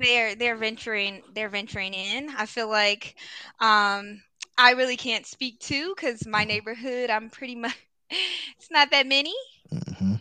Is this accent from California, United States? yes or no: no; Detroit, Michigan, United States; moved away as an adult; now in Ohio, United States; I'm originally from the east side of Detroit. I recently bought a house about a year and a half ago, so now I reside in Ohio